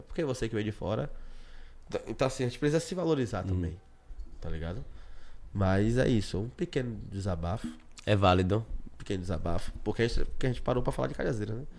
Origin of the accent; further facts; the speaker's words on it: Brazil; eu sou de Cajazeiras, Moro aqui há 26 anos